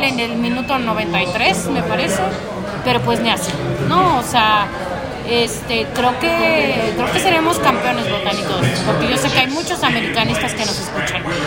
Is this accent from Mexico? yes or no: yes; Mexico; soy mexicana